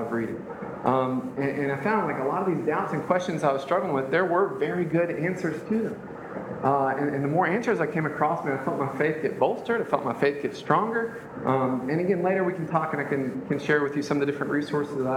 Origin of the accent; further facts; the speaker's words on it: United States; being born in the United States